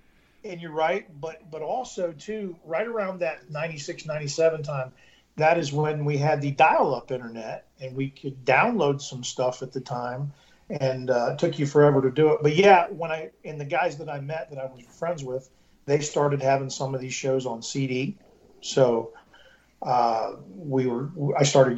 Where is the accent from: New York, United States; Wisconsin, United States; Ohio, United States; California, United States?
Ohio, United States; I grew up here in Ohio, and Ohio still is stuck in the 80s.